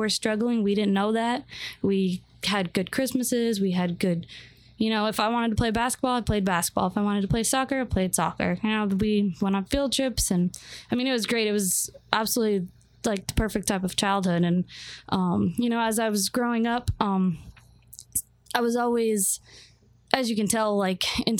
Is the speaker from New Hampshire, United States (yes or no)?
yes; New Hampshire, United States; moved away; also born or lived in Florida; So I'm originally from New Hampshire. That's where I was born. My parents are from there. My whole family's from New Hampshire.